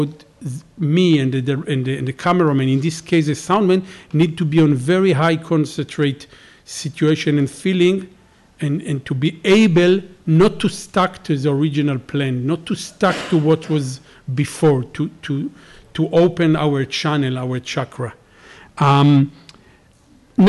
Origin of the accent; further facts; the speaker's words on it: Israel; I'm from Israel